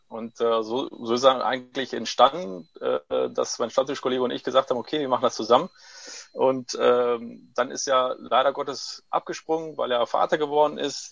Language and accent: German; Heiden, North Rhine-Westphalia, Germany; German is a second language; also born or lived in Corato, Apulia, Italy; geborener Italiener, äh, mit neun Jahren nach äh, Deutschland gekommen, direkt nach Heiden